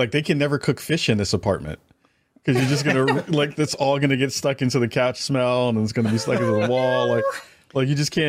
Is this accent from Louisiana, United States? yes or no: no; New York, United States; was really cool because I'm from New York.